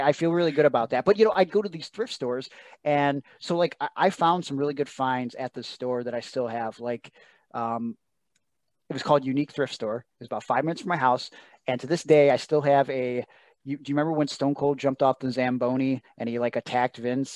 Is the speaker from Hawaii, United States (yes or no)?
no; Cleveland, Ohio, United States; I'm from Cleveland